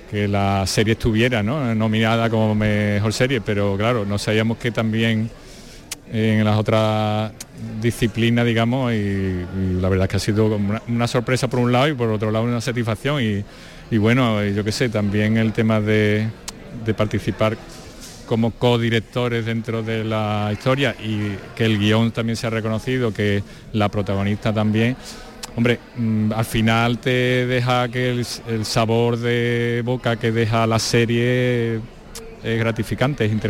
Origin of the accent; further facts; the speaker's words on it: Andalusia, Spain; refrenda el que somos andaluces y que los premios eh, andaluces pues se acuerden de nosotros